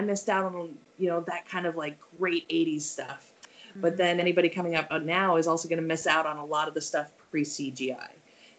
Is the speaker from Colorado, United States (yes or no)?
yes; Colorado, United States; Growing up in Colorado